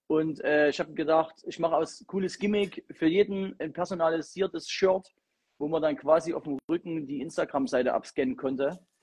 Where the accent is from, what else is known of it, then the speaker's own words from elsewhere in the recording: Chemnitz, Saxony, Germany; Ich komme aus Chemnitz.